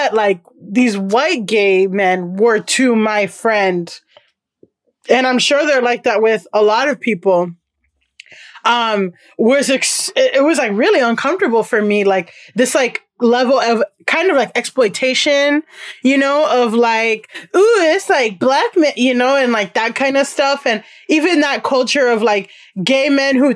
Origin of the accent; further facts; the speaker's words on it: Miami, Florida, United States; moved away as an adult; now in New York City, United States; I grew up in Miami, and a lot of my friends are Black and Latino